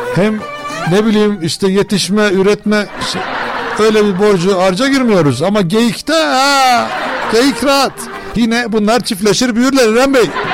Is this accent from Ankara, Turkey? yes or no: yes; Ankara, Turkey